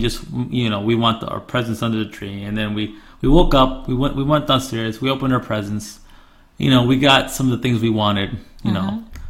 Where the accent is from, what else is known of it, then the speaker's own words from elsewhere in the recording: Florida, United States; I grew up in Florida.